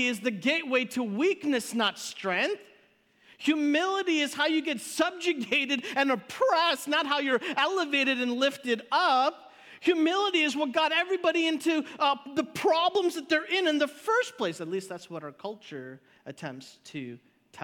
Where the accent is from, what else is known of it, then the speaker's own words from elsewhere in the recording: Chicago, Illinois, United States; I grew up in Chicago